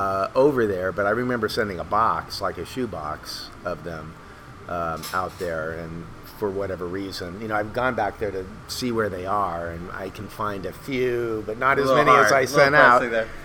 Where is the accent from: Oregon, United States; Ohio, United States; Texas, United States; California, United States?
California, United States; West Covina; And I grew up in West, at least for the first 6 years, we were in West Covina, which was kind of the mid-century modern / Googie.